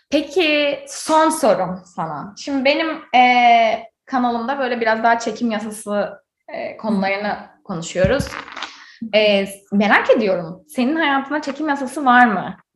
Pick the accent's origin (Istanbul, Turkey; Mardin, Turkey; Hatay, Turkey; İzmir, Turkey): İzmir, Turkey; Izmir, Turkey; now in United States; Ben bir de İzmirli olarak